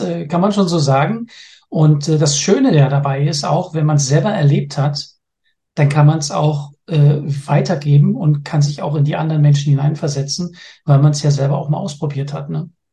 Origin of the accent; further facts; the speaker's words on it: Berlin, Germany; moved away as an adult; now in Denmark; Ich bin gebürtiger Berliner, lebe aber schon seit über 27 Jahren jetzt in Dänemark